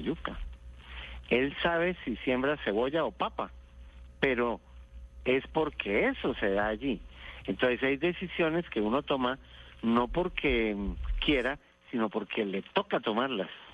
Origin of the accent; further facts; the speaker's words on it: Bogotá, Colombia; yo nací en Bogotá